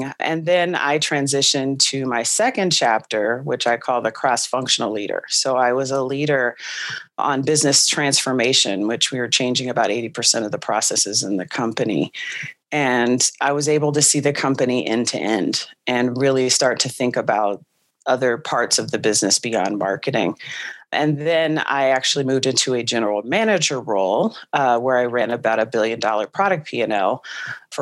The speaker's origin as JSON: {"language": "English", "region": "California", "country": "United States", "tie": "born or raised there", "also_born_or_lived": "Nashville, Tennessee", "moved": "as an adult", "said": "I grew up in California"}